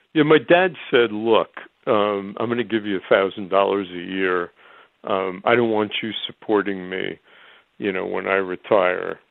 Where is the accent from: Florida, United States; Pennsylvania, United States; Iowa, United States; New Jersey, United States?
New Jersey, United States; Elmwood Park; growing up in New Jersey